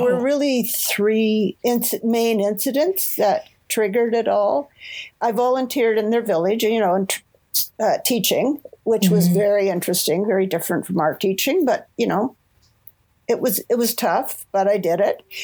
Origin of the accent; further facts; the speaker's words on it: Toronto, Ontario, Canada; moved away as an adult; also born or lived in Vancouver, Canada; I grew up in Toronto, Ontario